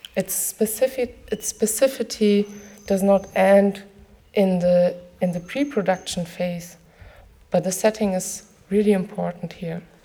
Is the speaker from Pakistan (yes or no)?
no; near Frankfurt, Hesse, Germany; I was growing up near Frankfurt